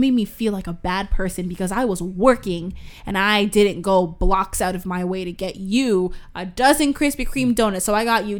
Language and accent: English; Toronto, Ontario, Canada; We're from Toronto.